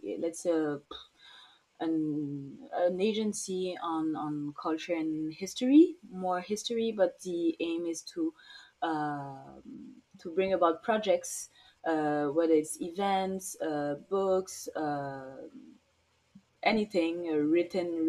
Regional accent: St. Martin; moved away; also born or lived in France / Guadeloupe (mother's origin); I'm from Saint Maarten

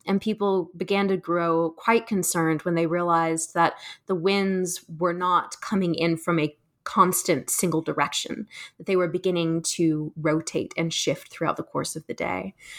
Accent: South Carolina, United States; I, I grew up in South Carolina, um, so I'm from the state

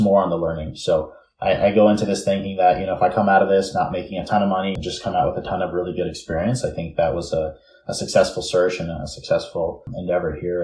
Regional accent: New York City, New York, United States; now in California, United States; I'm originally from New York City, born and raised in Bay Ridge, Brooklyn

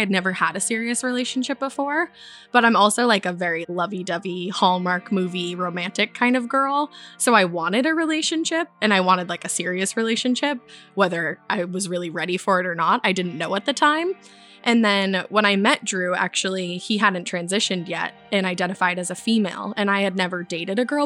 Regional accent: Easton, Massachusetts, United States; I am from Easton. It's a town right outside of Boston

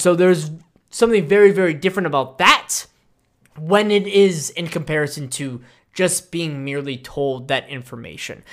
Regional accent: United States; as an American and as a citizen

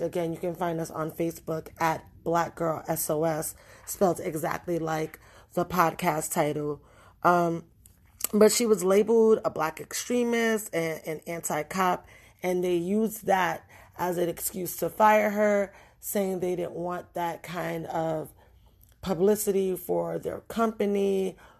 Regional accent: New York City, New York, United States; I grew up in the Bronx in the eighties and the nineties.

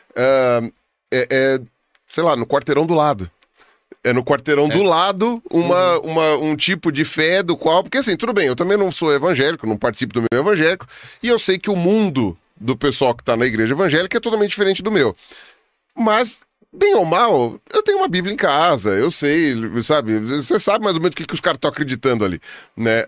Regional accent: São Paulo, Brazil; Eu sou de São Paulo

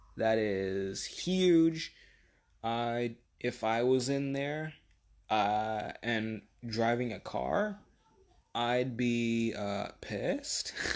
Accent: United States

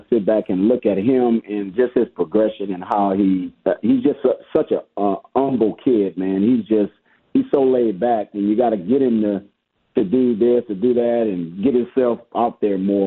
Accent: Abbeville, Louisiana, United States; I'm from Louisiana, Abbeville, Louisiana

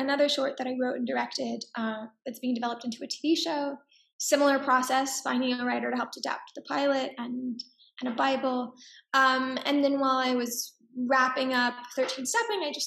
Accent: Dallas, Texas, United States; also born or lived in New York; now in Los Angeles, United States; I grew up in Texas

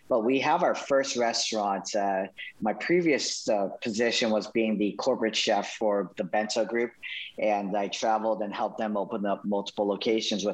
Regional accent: Winter Park, Florida, United States; I'm from Winter Park, from Orlando, Florida.

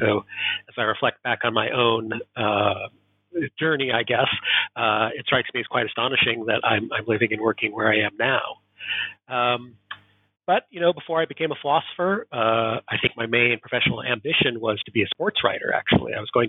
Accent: Portland, Oregon, United States; also born or lived in East Coast / Southern California; So as my accent betrays, I am not Scottish. I was born and raised in Portland, Oregon in the United States. But subsequent to my adolescence in Oregon, I lived in several regions of the U.S.

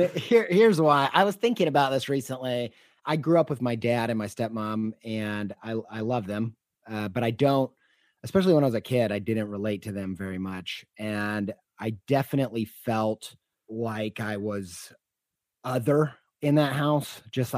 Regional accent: Indiana, United States; also born or lived in Western New York; I grew up in Southern Indiana, but we moved around a lot. So I don't really have a place that feels like home.

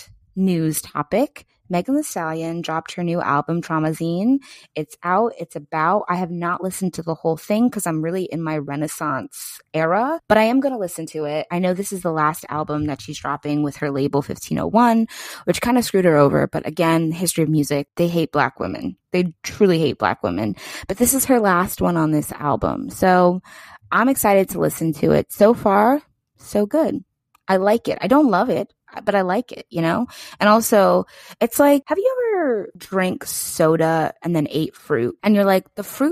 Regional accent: Pennsylvania, United States; PA is where I grew up

